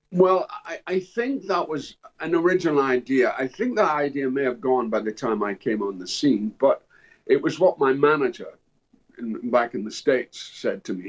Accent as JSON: {"language": "English", "town": "Dundee", "region": "Scotland", "country": "United Kingdom", "tie": "born or raised there", "said": "My my hometown in Dundee"}